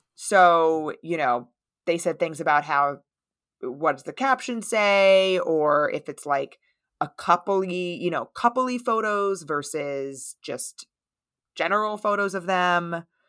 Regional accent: United States; I'm from the United States

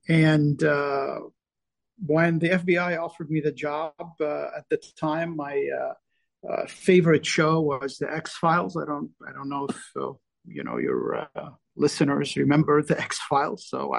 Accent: Lebanon; now in United States; I came from Lebanon, which was really suffering, during the Civil War. And I went to school in the U.S.

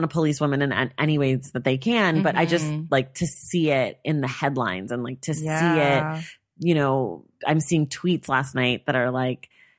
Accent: United States; we're both American.

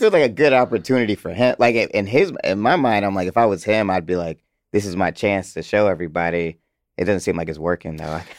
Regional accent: Atlanta, Georgia, United States; I'm from Atlanta.

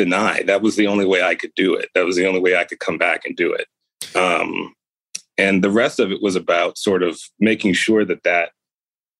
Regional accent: United States; I grew up in America

